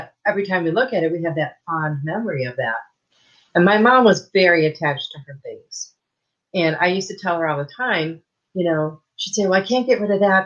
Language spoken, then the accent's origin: English; Michigan, United States; I grew up in Michigan.